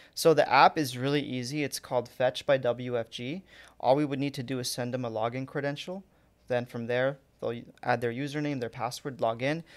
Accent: Fountain Valley, California, United States; born or raised there; also born or lived in Anaheim / Santa Ana

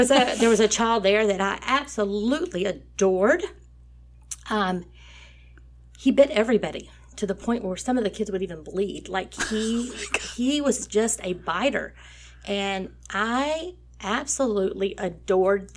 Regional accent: Nome, Texas, United States; I grew up in a very small community of 515 people called Nome, Texas

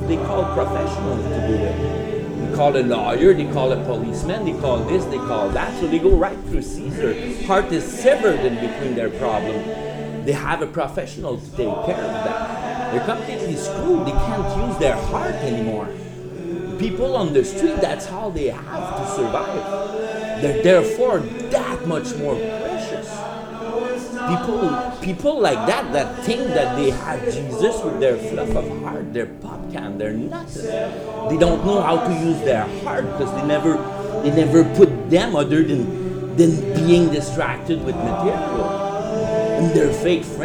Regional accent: Quebec, Canada; moved away as an adult; also born or lived in Fort McMurray; now in Vancouver, Canada; I'm from Quebec. I've been here since 2002

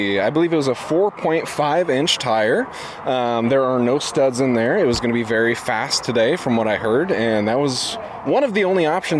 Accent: West Des Moines, Iowa, United States; I am from West Des Moines, Iowa.

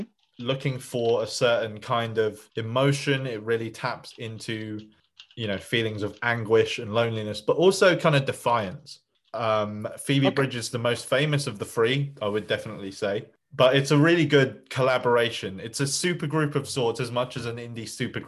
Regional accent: Essex, East of England, United Kingdom; my home region

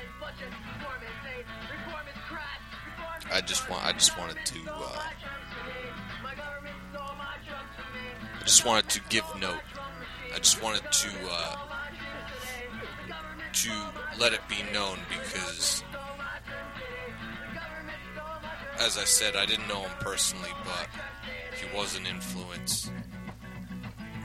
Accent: New York, United States; now in Philadelphia, United States; growing up in New York. Growing up in New York, and being part of a punk scene up there

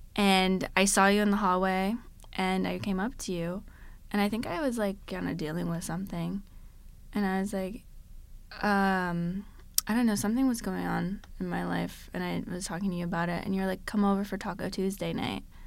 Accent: Connecticut, United States; moved away as an adult; now in South Florida, United States; I grew up in Connecticut my whole life, never moved ever before

